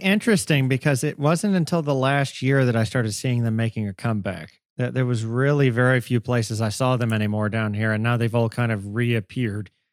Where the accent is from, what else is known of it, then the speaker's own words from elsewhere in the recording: Augusta, Georgia, United States; I wasn't born and raised in Atlanta by any means. I was in one of the other big A's in the state, Augusta, Georgia